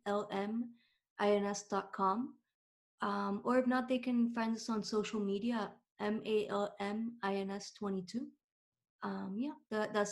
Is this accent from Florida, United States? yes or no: yes; Miami, Florida, United States; I was born here in Miami, but I'm half Cuban, half Argentinian.